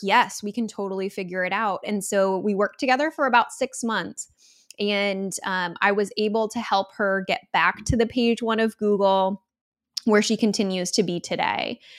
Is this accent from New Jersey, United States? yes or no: no; Michigan, United States; I'm from Michigan